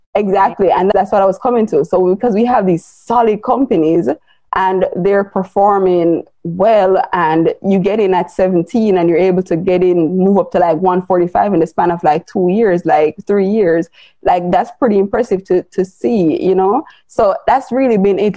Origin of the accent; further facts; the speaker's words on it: Jamaica; I am Jamaican, I live in Jamaica